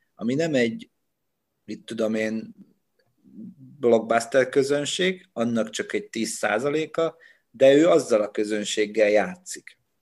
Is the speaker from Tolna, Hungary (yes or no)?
yes; Dombóvár, Tolna, Hungary; moved away as an adult; Onnan, ahonnan én jövök, Dombóváron nem ismertem senkit